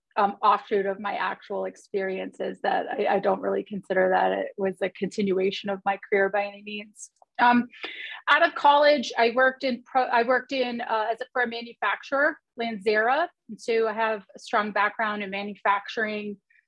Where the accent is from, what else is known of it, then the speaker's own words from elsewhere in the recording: Reston, Virginia, United States; I grew up in Northern Virginia in Reston. So I am a Title IX baby, born in 1971.